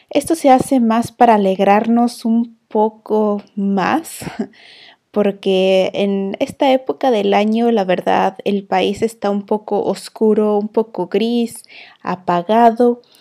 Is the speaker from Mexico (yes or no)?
yes; Mexico; now in Iceland; una mujer emprendedora y administradora de un hogar, transmitiendo desde Islandia